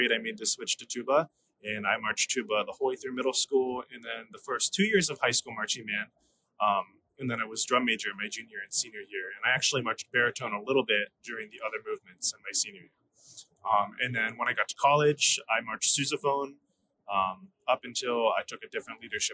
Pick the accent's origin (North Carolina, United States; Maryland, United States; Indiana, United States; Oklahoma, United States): Maryland, United States; Washington County; moved away as an adult; now in Delaware, United States; I grew up in the Washington County area of Maryland